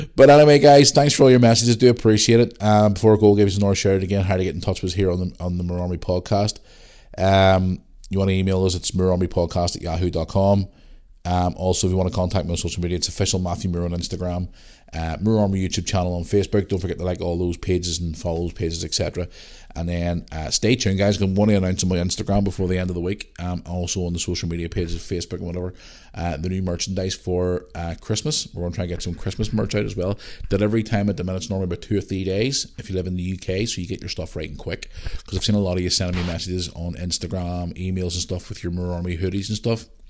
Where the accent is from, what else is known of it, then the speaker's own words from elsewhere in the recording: Northern Ireland, United Kingdom; I am from Northern Ireland